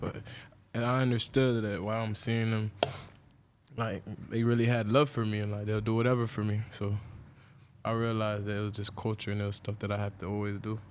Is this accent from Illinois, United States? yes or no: no; Deerfield Beach, Florida, United States; where I stayed at in Florida, I stayed in Deerfield